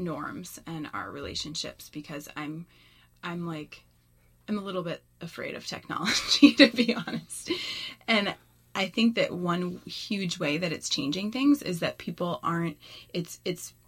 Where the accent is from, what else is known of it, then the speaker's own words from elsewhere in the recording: Mill Valley, California, United States; I grew up in Mill Valley.